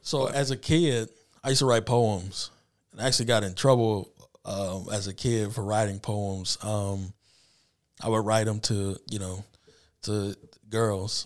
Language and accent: English; Anderson, Indiana, United States; also born or lived in Peoria, Illinois; born and raised in Anderson, graduated from Highland in two thousand seven